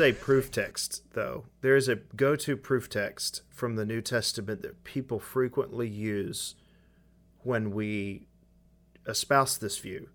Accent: United States; us being American or Western

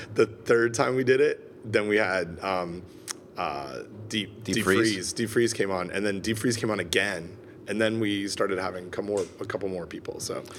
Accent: Canada; I'm from Canada

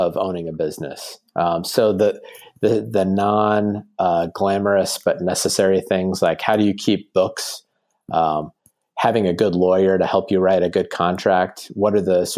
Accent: Indianapolis, Indiana, United States; also born or lived in Cabo San Lucas, Mexico; I grew up in Indianapolis. I'm the third born of three boys, and I'm the only one from Indiana.

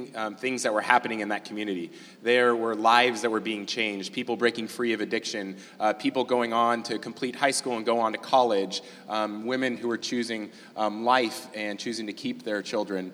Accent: California, United States; growing up in California

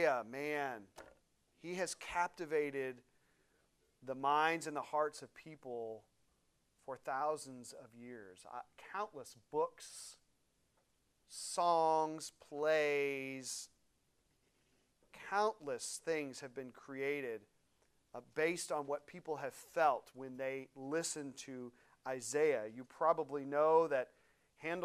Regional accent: St. Louis, Missouri, United States; moved away; I grew up in St. Louis, Elena and I, outside of St. Louis

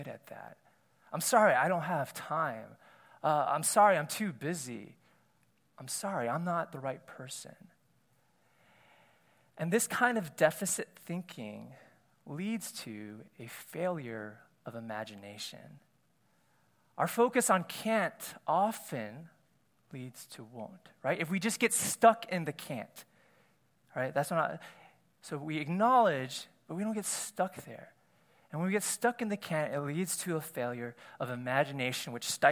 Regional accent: United States; As an Asian American myself

